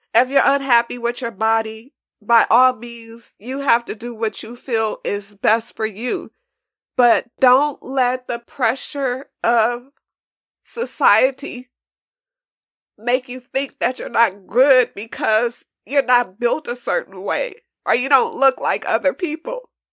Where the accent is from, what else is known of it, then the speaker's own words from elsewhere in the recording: Los Angeles, California, United States; also born or lived in New York; I'm from California